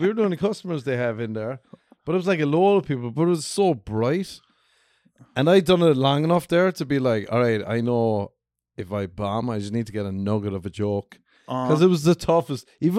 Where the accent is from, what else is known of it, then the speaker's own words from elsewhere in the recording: Ireland; moved away as an adult; now in Los Angeles, United States; I'm from Ireland.